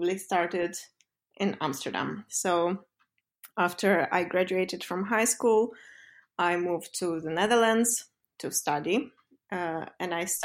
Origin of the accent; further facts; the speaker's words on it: Moldova; moved away as an adult; also born or lived in London; back in Moldova to kind of bring all that knowledge and experience I accumulated back to my home country